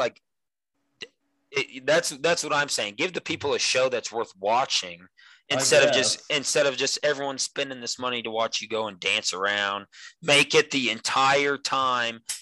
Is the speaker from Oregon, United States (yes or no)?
no; Monett, Missouri, United States